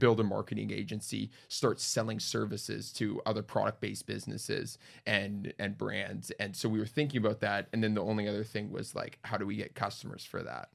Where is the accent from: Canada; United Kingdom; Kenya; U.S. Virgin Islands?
Canada; Winnipeg, Manitoba; moved away; Born and raised in Winnipeg. Twenty years there.